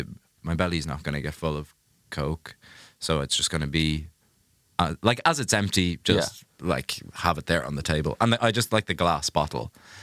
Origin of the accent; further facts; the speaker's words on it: Ireland; I'm Irish